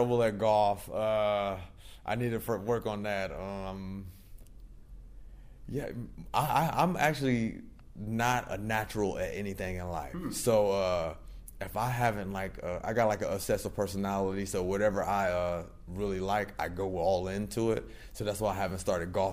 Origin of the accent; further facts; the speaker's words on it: Daytona Beach, Florida, United States; also born or lived in Louisiana; But when I was 6 months old, I moved to Daytona Beach, Florida. So I always say that I'm born and raised in Daytona Beach, Florida